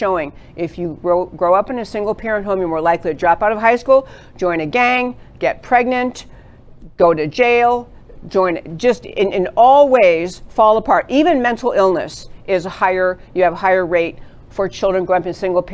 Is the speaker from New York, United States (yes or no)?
yes; New York, United States; moved away as an adult; also born or lived in California; now in Texas, United States; I grew up in New York